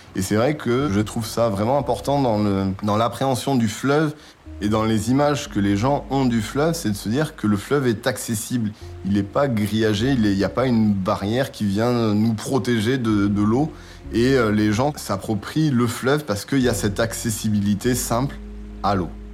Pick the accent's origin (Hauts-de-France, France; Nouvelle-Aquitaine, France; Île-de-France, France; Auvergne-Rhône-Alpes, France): Nouvelle-Aquitaine, France; Bordeaux; moved away as an adult; now in Amiens, France; Je suis originaire de Bordeaux, donc euh, j'ai grandi euh, au bord de la mer euh, et de la Garonne